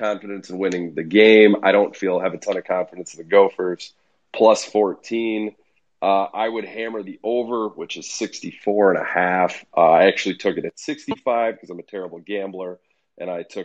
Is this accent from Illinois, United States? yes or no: yes; Central Illinois, United States; accent: Central Illinois; my Central Illinois accent